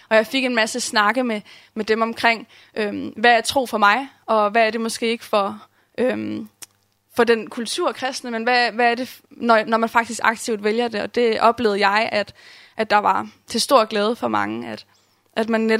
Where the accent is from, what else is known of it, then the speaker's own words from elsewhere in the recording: Herning, Central Denmark Region, Denmark; Um, jeg voksede op i en kristen familie. Kommer fra Herning og er kommet i den samme kirke, Åben Kirke, Herning, um, hele mit liv.